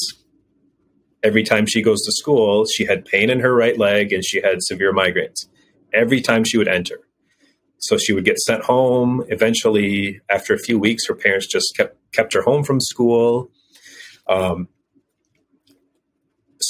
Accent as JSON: {"language": "English", "country": "United States", "moved": "as an adult", "said": "I'm an American"}